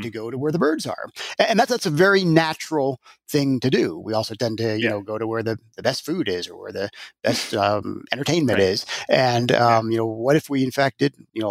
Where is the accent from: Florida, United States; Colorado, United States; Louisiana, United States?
Colorado, United States; locally here in my hometown in Colorado